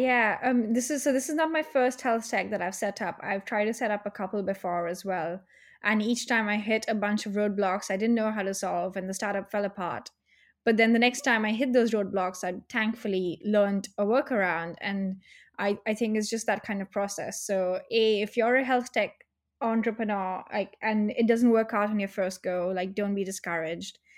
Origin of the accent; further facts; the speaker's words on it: India; now in United Kingdom; I'm from India